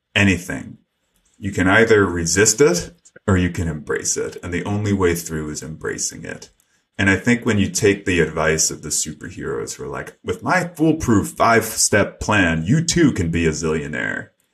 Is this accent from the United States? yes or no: yes; New York City, New York, United States; when I was a kid growing up in New York City